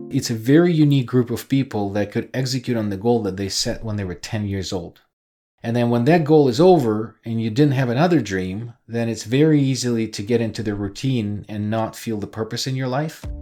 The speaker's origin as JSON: {"language": "English", "country": "Ukraine", "moved": "yes", "said": "I'm originally from Ukraine"}